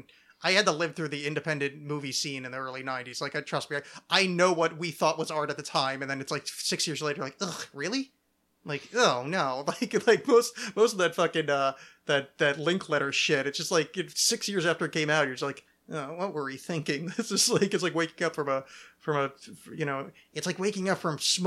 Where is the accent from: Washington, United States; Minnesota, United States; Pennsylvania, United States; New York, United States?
Minnesota, United States; St. Paul; I'm from St. Paul.